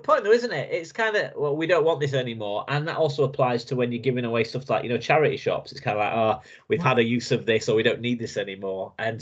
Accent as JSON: {"language": "English", "area": "Lincolnshire", "region": "East Midlands", "country": "United Kingdom", "said": "I'm from Lincolnshire, kind of in between Doncaster and Scunthorpe, up north"}